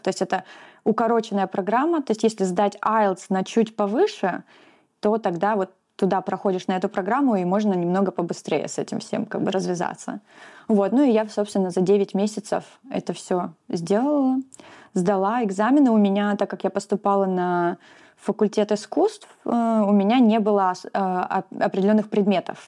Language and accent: Russian; Russia; moved away as an adult; now in New Zealand